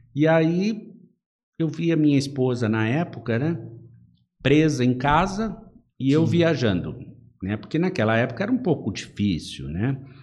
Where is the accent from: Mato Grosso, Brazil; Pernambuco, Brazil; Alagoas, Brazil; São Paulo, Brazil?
São Paulo, Brazil; moved away as an adult; now in Marília, Brazil; eu nasci na capital